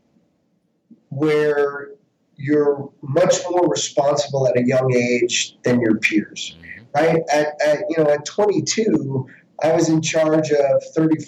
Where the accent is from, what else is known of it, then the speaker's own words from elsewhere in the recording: Westchester, New York, United States; as a kid, you know, growing up in Westchester